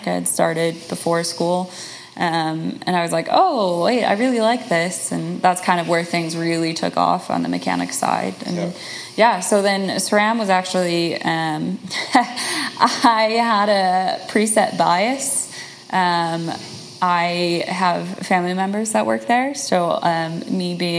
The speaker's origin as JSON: {"language": "English", "area": "Chicagoland", "region": "Illinois", "country": "United States", "said": "outside of Chicago, so in the suburbs. So Chicagoland."}